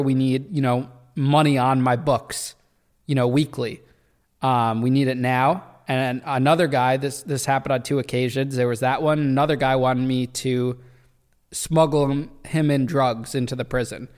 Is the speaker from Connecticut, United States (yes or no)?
yes; Danbury, Connecticut, United States; That's how I ended up in Danbury, which is my hometown